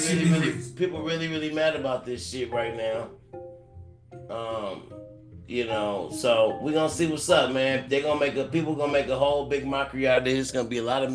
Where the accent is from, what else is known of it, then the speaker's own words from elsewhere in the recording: California, United States; also born or lived in Cleveland, Ohio; I am born in Cleveland, Ohio. You know, I was there 10 years old, but I've been to California. So I'm a Cali nigga, but I was born in Cleveland